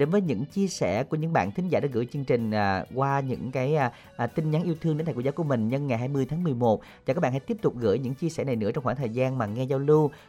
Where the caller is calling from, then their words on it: Mỏ Cày Nam, Bến Tre, Vietnam; ở ờ, bên Mỏ Cài Nam.